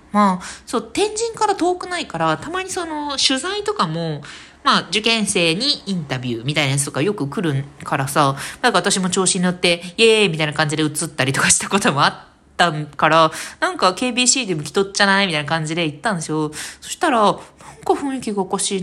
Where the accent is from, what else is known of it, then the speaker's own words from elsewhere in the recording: Fukuoka, Japan; 健やかに福岡で育ってね